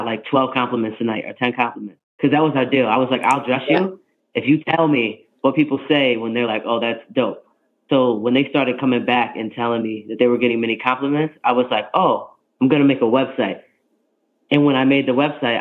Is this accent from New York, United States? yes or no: yes; New York, United States; I'm from New York